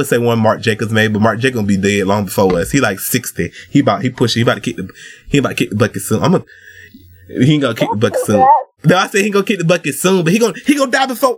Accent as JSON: {"language": "English", "country": "United States", "tie": "born or raised there", "said": "I was born in America, so I don't have it"}